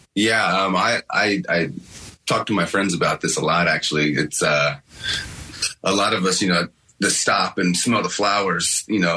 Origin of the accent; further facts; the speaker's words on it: Paducah, Kentucky, United States; I'm actually from Kentucky